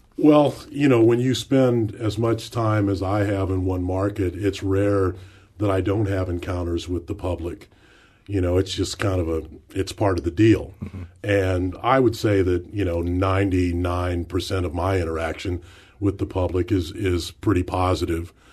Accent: St. Louis, Missouri, United States; work in my hometown

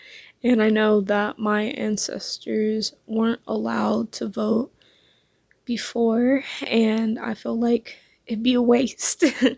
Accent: St. Louis, Missouri, United States; I'm from St. Louis, Missouri.

